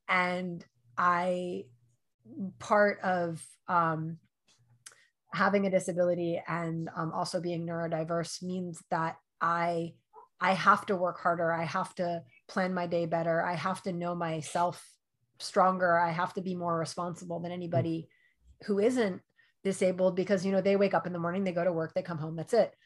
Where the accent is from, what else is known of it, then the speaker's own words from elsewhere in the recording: New York, United States; I grew up in New York. I did not grow up in LA.